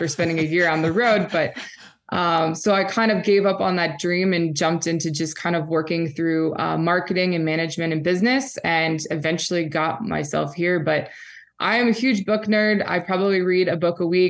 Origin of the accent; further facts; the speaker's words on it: St. Louis, Missouri, United States; now in Oregon, United States; I grew up in St. Louis, Missouri.